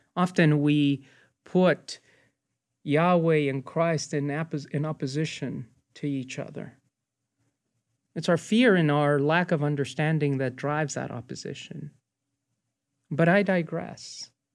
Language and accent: English; United States; I'm an American, but they will also notice what my Hispanic heritage